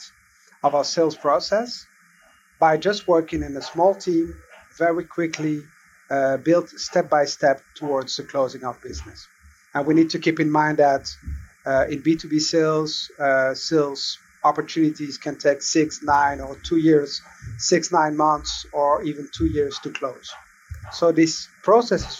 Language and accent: English; Belgium; I was born and raised in Belgium